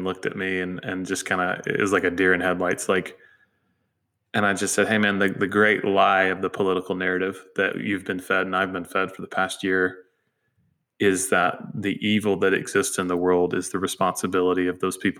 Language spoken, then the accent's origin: English; United States; And then, yes, I am an American.